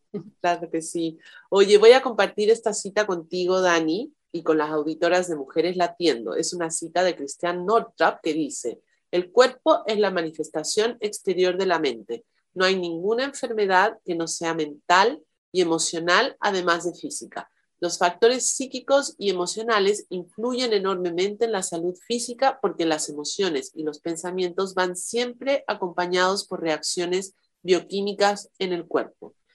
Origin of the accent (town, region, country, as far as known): Mexico; moved away